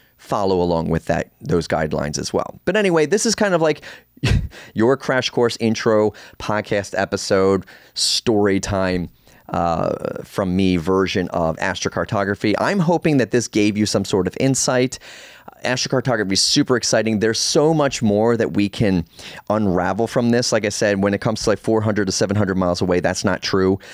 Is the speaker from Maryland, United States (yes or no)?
yes; Baltimore, Maryland, United States; I was born in Baltimore